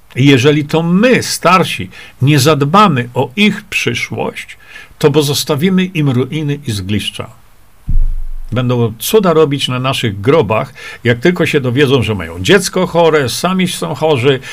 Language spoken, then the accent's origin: Polish; Poland